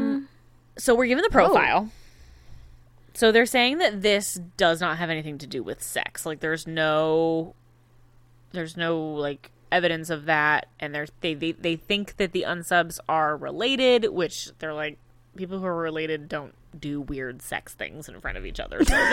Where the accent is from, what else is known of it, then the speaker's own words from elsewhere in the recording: Illinois, United States; also born or lived in Southern California; when I was 5, when we first moved to Illinois